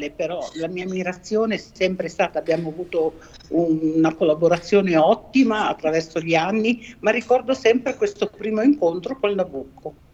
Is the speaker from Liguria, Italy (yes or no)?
no; Trieste, Friuli-Venezia Giulia, Italy; io sono, vengo da Trieste, è una città molto musicale